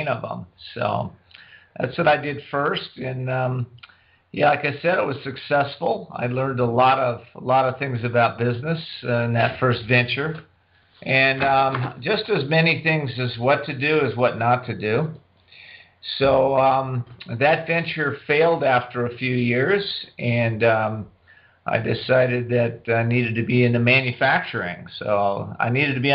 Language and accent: English; Whittier, California, United States; also born or lived in San Diego, California; I grew up in Southern California. I'm one of the few Southern California natives left